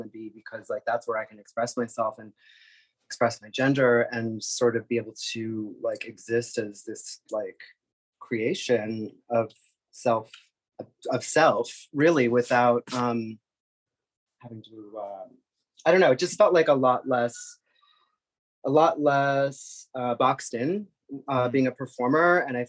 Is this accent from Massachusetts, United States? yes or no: yes; Boston, Massachusetts, United States; also born or lived in New York; now in Los Angeles, United States; Prior to that, I was a New Yorker for about 15 years. I was born and raised in the Boston area, Massachusetts. And yeah, I'm an East Coast girl